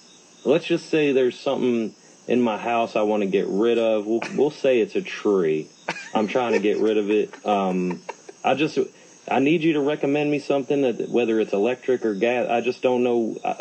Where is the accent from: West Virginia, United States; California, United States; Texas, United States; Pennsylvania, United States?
Texas, United States; Now, let's see here. I'm from Texas. We have a lot of Home Depots over there in Texas.